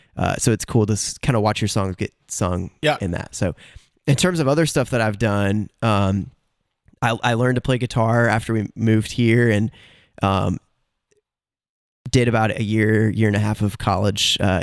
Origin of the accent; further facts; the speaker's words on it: Cleveland, Ohio, United States; born there; So I was born in Cleveland, Ohio. When I was a kid, my mom was always writing songs